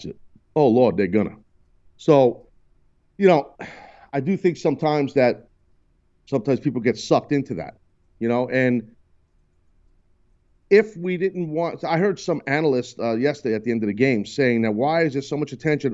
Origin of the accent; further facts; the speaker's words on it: United States; as an American, born, bred, and proud